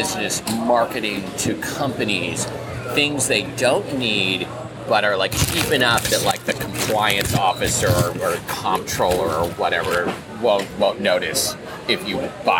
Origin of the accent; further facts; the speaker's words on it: Portland, Oregon, United States; now in Seattle, United States; And I grew up in Portland.